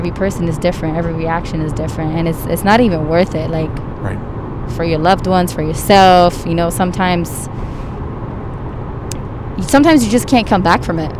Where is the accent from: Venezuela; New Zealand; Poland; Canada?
Canada; because I'm Canadian.